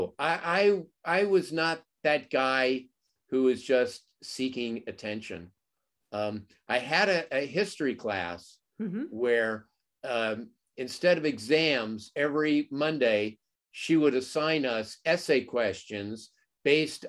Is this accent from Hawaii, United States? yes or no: no; Los Angeles, California, United States; I grew up in the San Fernando Valley.